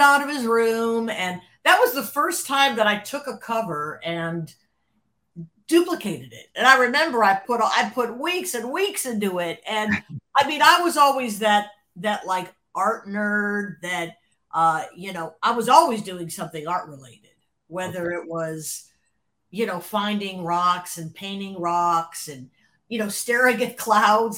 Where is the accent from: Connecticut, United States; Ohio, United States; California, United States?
Ohio, United States; Cleveland; moved away as an adult; now in Los Angeles, United States; growing up in Cleveland, Cleveland is uh, it, it's just by nature of the suburbs